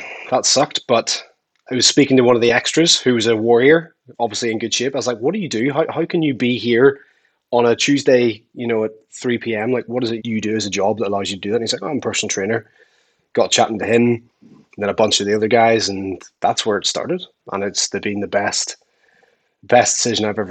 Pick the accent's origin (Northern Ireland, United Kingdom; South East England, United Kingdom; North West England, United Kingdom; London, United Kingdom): Northern Ireland, United Kingdom; Belfast; I'm from Belfast, Northern Ireland